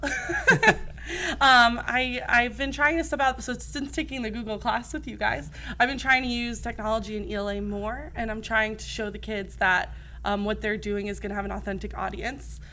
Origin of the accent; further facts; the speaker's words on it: New Jersey, United States; moved away as an adult; now in Arizona, United States; I grew up in New Jersey, um, and I went to college there